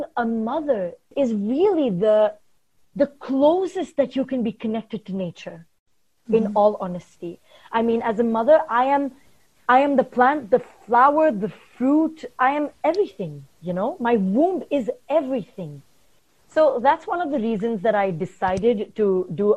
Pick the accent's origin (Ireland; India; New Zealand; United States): India; moved away; also born or lived in Oman; I'm from India, but I lived in Oman for 17 years